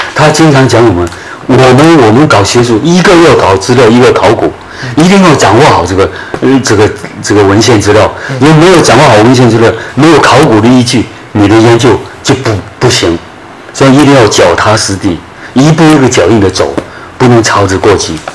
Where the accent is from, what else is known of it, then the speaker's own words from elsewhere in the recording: Guangdong, China; moved away as an adult; also born or lived in Beijing / Hunan / Fujian; 我长期以来从十八九岁出去，一直到五十六岁回来。回汕头